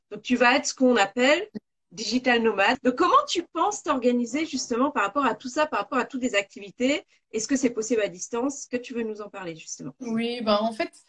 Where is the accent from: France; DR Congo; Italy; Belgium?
Belgium; je suis belge.